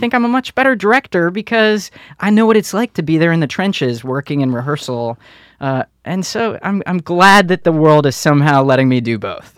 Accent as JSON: {"language": "English", "town": "Detroit", "region": "Michigan", "country": "United States", "tie": "born or raised there", "moved": "yes", "said": "Growing up in Detroit, the things that I saw when I was a kid"}